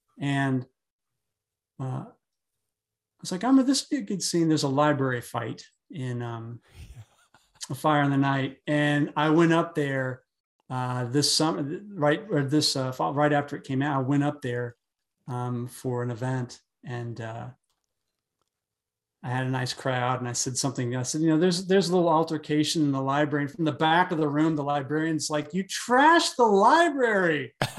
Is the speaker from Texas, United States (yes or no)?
no; North Carolina, United States; also born or lived in Atlanta; And I grew up in North Carolina. I was born in Asheboro, moved to Morganton, lived in Winston-Salem, lived in Asheville.